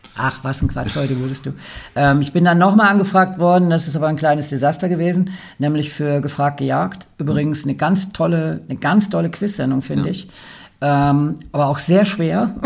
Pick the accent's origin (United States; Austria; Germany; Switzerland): Germany; Ruhr area, North Rhine-Westphalia; ich komme aus dem Ruppert